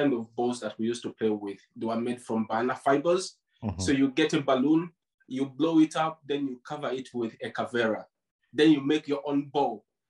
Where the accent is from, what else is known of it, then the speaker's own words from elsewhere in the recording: Jinja, Eastern Region, Uganda; also born or lived in Masindi, Uganda; now in United Kingdom; So I was born in Masindi, but then I left Masindi. It was when I was at the age of 5. We moved to Jinja. So I've spent most of my childhood in Jinja. Okay. So I've grown up in Jinja.